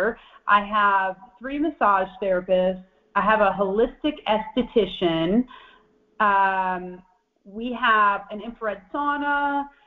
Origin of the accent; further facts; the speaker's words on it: Michigan, United States; moved away as an adult; I'm from Michigan originally, and I spent a long time. I lived 30 years in Michigan